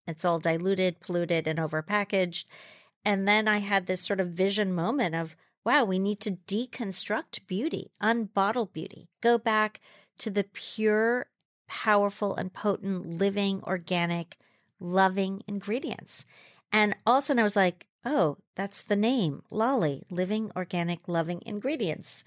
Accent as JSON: {"language": "English", "country": "Jamaica", "tie": "born or raised there", "moved": "yes", "said": "I grew up in Jamaica, fr, um, West Indies. I was born there. So I grew up in the Blue Mountains"}